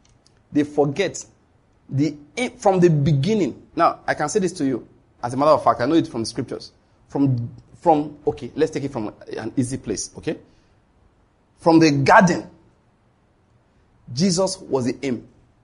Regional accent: Nigeria; I'm a Christian from Nigeria.

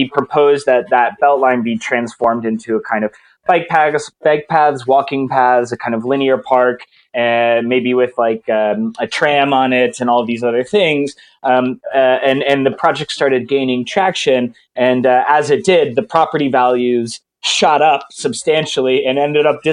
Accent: Atlanta, Georgia, United States; moved away; I'm from Atlanta originally

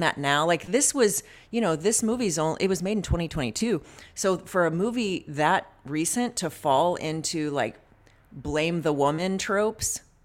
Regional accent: the South, United States; moved away; I grew up in the South

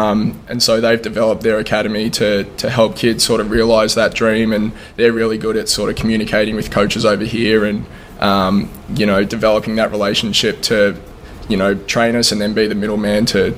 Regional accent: Melbourne, Victoria, Australia; moved away as an adult; now in Bloomington, United States; I'm from Melbourne, Australia.

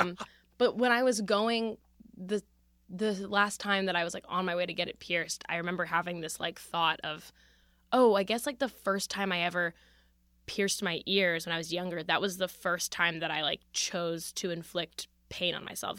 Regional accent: Philadelphia, Pennsylvania, United States; I come from Philadelphia

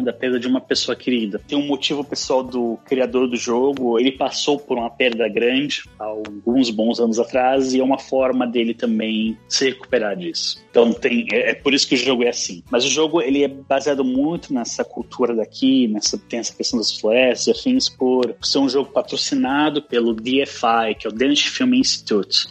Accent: Santos, São Paulo, Brazil; moved away as an adult; now in Denmark; Eu sou de Santos

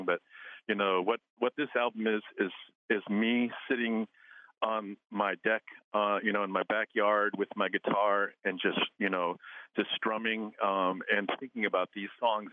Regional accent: Alaska, United States; I'm from Mamtrechler

